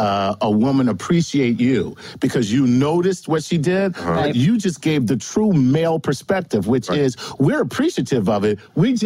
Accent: Philadelphia, Pennsylvania, United States; moved away; That's my hometown.

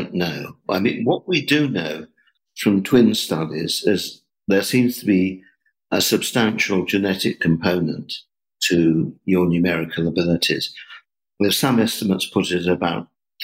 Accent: England, United Kingdom; I was brought up in England

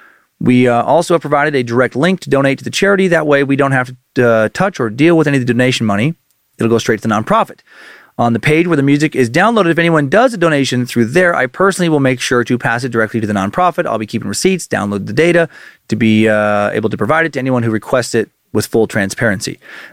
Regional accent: St. Helena Island, South Carolina, United States; I am from St. Helena Island, which is one of the sea islands along the coast and a huge part of Gullah culture.

